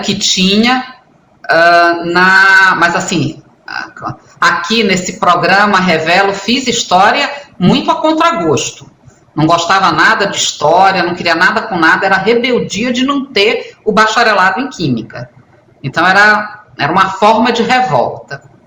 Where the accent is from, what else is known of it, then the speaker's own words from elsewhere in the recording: Manaus, Amazonas, Brazil; Eu sou de Manaus e sou egressa da Escola Técnica Federal do Amazonas